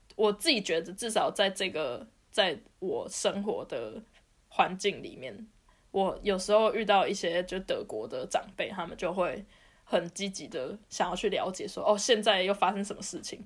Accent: Taiwan; now in Germany; 别人知道我是台湾人

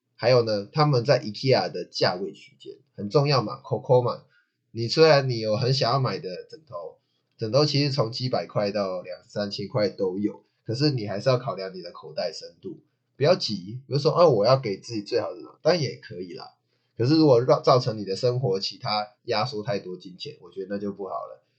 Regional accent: Taichung, Taiwan; 因为我是台中人嘛

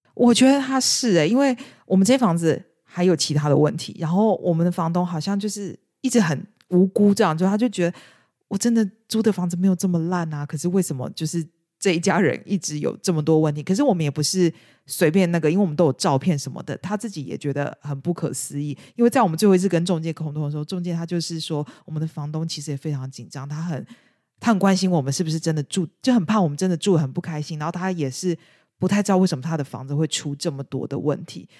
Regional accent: Taiwan; moved away as an adult; now in United Kingdom; 至少我在台湾，尤其是我是这种家庭背景长大

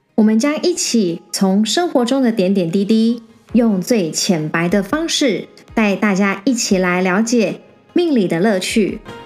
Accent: Taiwan; 我们台湾人

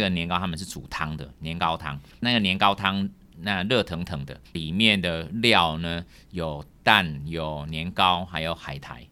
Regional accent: Taiwan; 我们台湾人

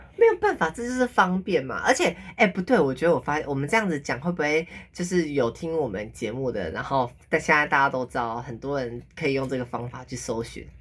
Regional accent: Taipei, Taiwan; 我是台北人呐，我没有去，我没有，我都没有去过别的县市

